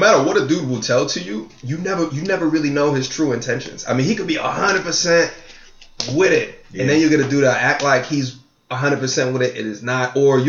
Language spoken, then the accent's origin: English; Long Island, New York, United States; But I'm from Long Island, though.